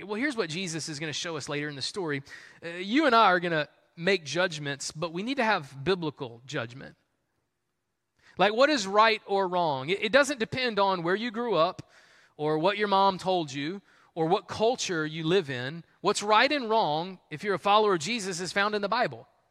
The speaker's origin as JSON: {"language": "English", "region": "the South", "country": "United States", "tie": "born or raised there", "said": "that's just how we were raised in the South."}